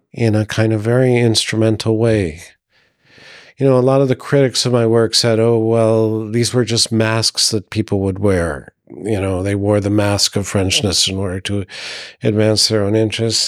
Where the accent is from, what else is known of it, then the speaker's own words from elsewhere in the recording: United States; moved away as an adult; now in Burgundy, France; being an American in France